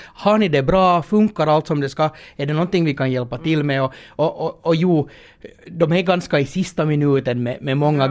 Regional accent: Finland; när man kommer då här som finländare

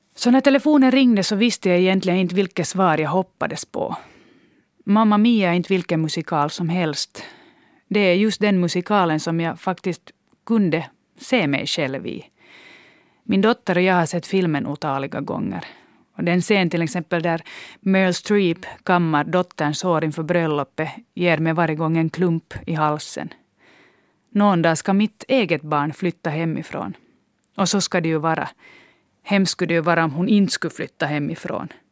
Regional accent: Loviisa, Uusimaa, Finland; gått på samma danstimmar i Lovisa, vilket var min hemstad då.

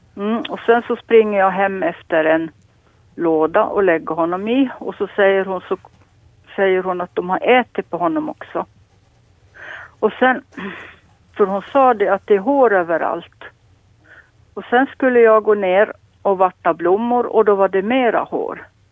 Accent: Lappo, Åland, Finland; jag är född och uppvuxen här på Lappo

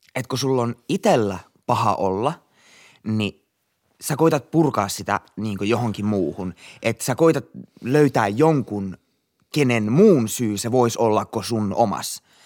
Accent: Finland; me ollaan Suomesta

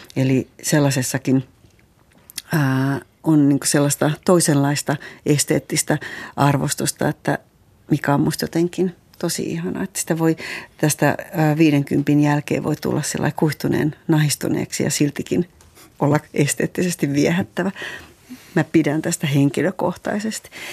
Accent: Eastern Finland, Finland; mä tuun Itä-Suomesta

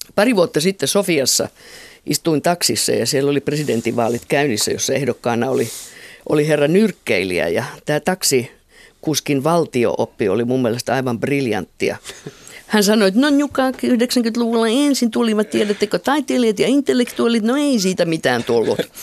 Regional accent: Finland

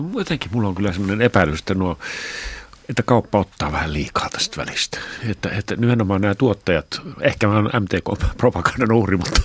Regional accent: northern Finland, Finland; moved away; pohjoisessa, mistä mä oon kotoisin

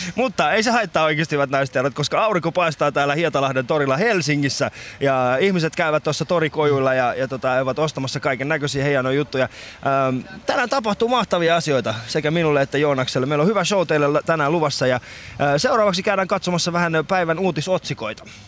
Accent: Iran; now in Finland; Mä oon itse alun perin Iranista.

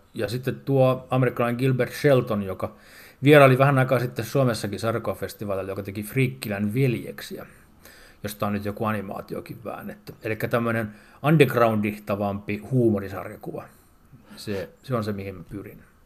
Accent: Porvoo, Uusimaa, Finland; olen porvoolainen setämies

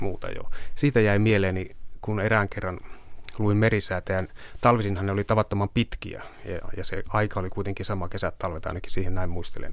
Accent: Kemi, Lapland, Finland; moved away; Kemin aluetoimituksesta pohjoisesta, josta olen kotoisin

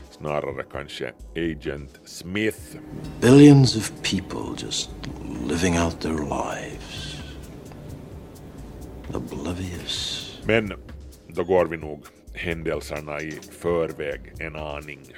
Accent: Malmö, Skåne, Sweden; Välkomna till Malmö. Min hemstad i verkligheten och i Second Life.

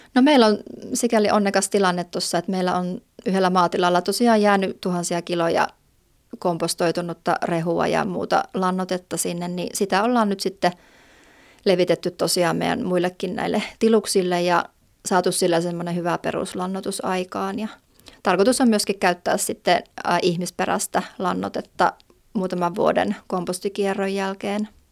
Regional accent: Jyväskylä, Central Finland, Finland; moved away as an adult; now in Valtimo, Finland; ihan alun alkaen on Jyväskylästä, ja, mutta muutin heti lukion jälkeen sieltä pois

